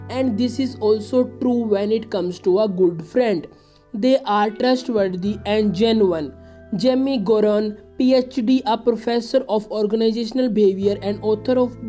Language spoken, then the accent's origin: English; India; I am from India